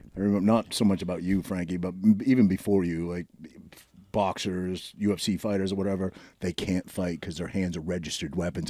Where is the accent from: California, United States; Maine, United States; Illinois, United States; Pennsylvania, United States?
Maine, United States; now in New Jersey, United States; I grew up in Maine scrapping